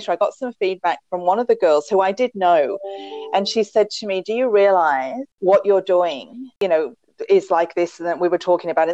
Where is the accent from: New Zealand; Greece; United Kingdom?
United Kingdom; England; accent: English; now in Australia; But I'm an Australian with an English accent because originally I'm from England. So it's not a pure Australian accent